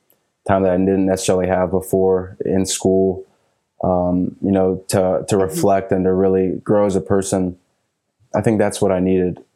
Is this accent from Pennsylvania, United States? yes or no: yes; Philadelphia, Pennsylvania, United States; I was born and raised in Philly